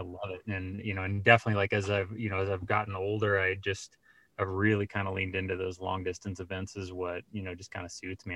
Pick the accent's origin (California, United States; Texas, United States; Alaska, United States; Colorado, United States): Colorado, United States; Colorado Springs; I grew up in Colorado